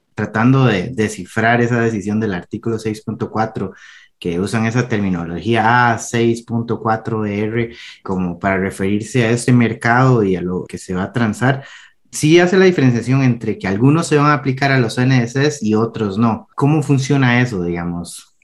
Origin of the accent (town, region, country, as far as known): Costa Rica